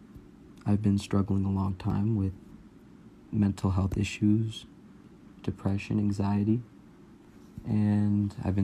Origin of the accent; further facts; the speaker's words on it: California, United States; I'm 18. I'm from Cali.